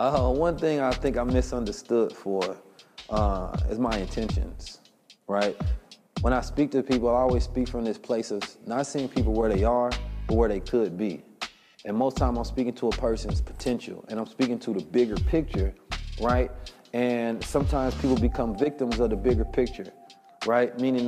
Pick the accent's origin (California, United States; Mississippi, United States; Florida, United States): California, United States; Oakland; I grew up in Oakland, California. It was damn near just a black Muslim mafia